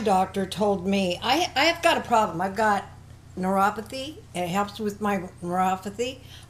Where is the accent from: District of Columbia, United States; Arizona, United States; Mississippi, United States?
Arizona, United States; I'm from Arizona.